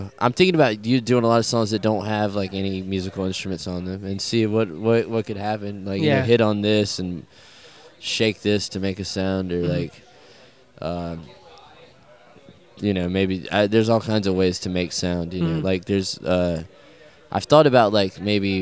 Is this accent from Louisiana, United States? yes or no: no; South Carolina, United States; accent: Southern; being from the South